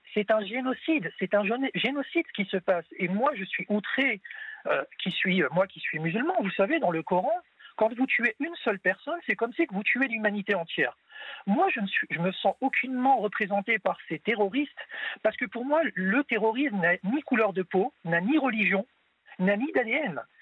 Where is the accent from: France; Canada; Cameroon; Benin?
France; je suis français de confession musulmane